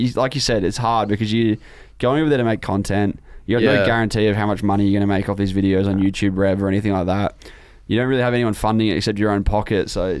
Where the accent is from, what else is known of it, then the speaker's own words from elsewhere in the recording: Adelaide, South Australia, Australia; I grew up in Adelaide and was forced to be a Crow supporter when I was very, very young.